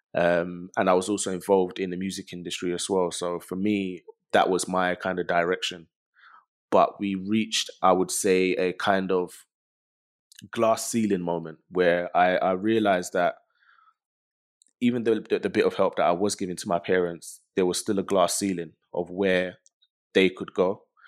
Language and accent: English; London, United Kingdom; growing up in London